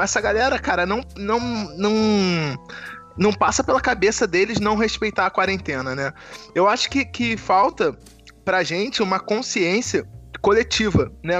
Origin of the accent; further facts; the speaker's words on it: Brazil; a gente, como brasileiro, a gente é muito individualista, como país